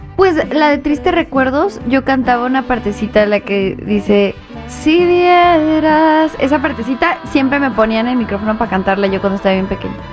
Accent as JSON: {"language": "Spanish", "town": "Los Angeles", "region": "California", "country": "United States", "tie": "born or raised there", "moved": "yes", "said": "Yo nací en Los Ángeles. Esta es mi casa"}